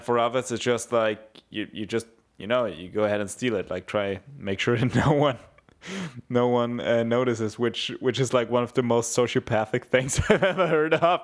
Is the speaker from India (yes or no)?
no; Bavaria, Germany; I grew up very near Austria